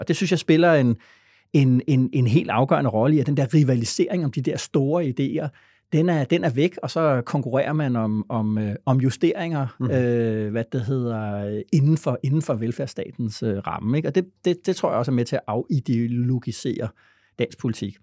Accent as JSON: {"language": "Danish", "country": "Denmark", "said": "vi er ikke bare danskerne, vi vil også gerne være øh, danskerne"}